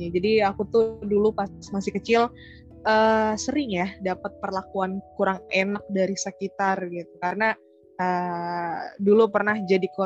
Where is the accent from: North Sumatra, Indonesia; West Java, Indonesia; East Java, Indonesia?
West Java, Indonesia; Bekasi; aku dulu pas kecil aku tinggal di Bekasi sih kak. Alhamdulillah sampai besar uh, aku nggak pindah-pindah.